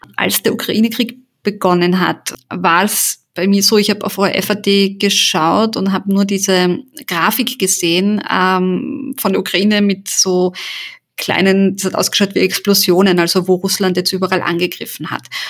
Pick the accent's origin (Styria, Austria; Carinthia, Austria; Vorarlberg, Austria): Carinthia, Austria; German is a second language; also born or lived in Sarajevo, Bosnia and Herzegovina; ich bin ja in Kärnten aufgewachsen